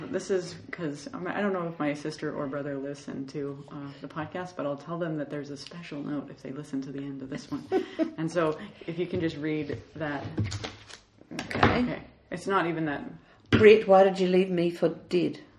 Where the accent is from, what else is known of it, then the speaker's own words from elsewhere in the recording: New Zealand; But I'm coming from New Zealand.